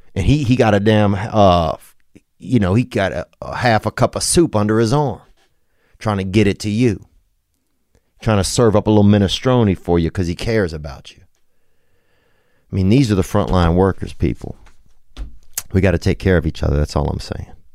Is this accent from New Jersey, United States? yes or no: no; Louisiana, United States; now in Los Angeles, United States; I'm from Louisiana, so, bitch, I'm from Louisiana